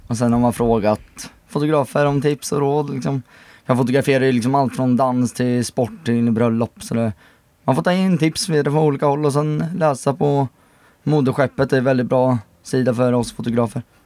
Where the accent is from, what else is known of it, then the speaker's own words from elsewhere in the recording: Motala, Östergötland, Sweden; now in Enköping, Sweden; Kommer från Motala, men bor nu i Enköping.